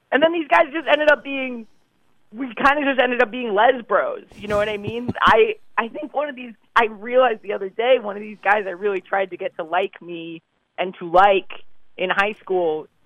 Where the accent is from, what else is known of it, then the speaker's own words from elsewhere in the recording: New York City, New York, United States; I grew up in New York. I'm, I'm oh, okay. a New York City native